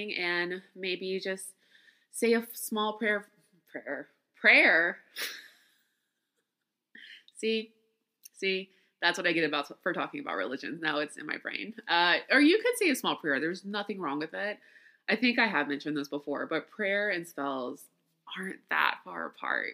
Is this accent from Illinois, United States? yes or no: no; Louisiana, United States; I grew up in Louisiana. I am Creole.